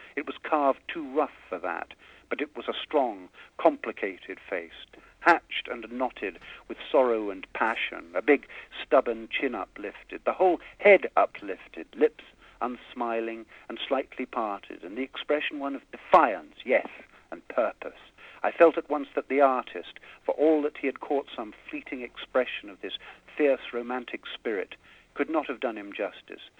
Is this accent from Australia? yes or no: no; England, United Kingdom; moved away as an adult; now in United States; growing up in England